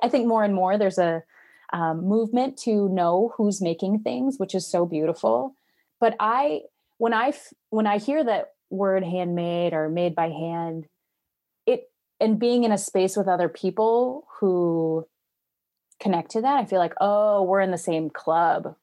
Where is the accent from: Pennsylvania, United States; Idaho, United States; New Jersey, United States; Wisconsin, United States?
Wisconsin, United States; moved away as an adult; I'm from Wisconsin, grew up here, but then I moved away for many, many years and just came back a year and a half